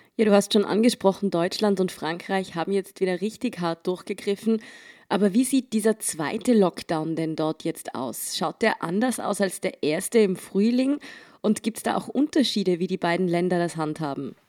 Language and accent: German; Austria; bei uns in Österreich